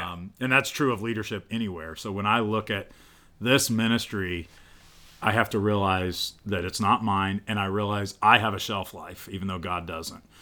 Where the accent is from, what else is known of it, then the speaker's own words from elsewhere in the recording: central Illinois, United States; I grew up in Illinois